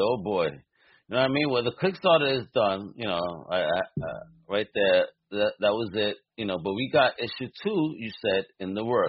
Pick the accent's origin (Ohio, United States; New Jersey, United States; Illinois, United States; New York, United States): New York, United States; New York City; also born or lived in Massachusetts / Rhode Island; now in Florida, United States; me growing up in Brooklyn.